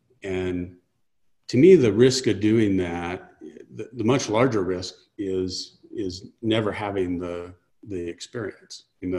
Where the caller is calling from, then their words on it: New Mexico, United States; I live in the mountains between Albuquerque and Santa Fe, New Mexico.